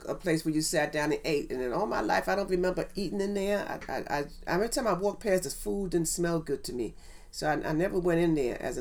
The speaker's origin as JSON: {"language": "English", "town": "New York City", "region": "New York", "country": "United States", "tie": "born or raised there", "said": "I grew up in Harlem on 137th Street and 7th Avenue"}